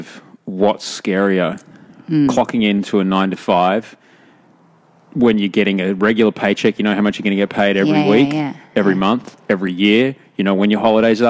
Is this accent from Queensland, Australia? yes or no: yes; Brisbane, Queensland, Australia; also born or lived in Pyrmont, Sydney / Bondi, Sydney; now in Sydney, Australia; I grew up in Brisbane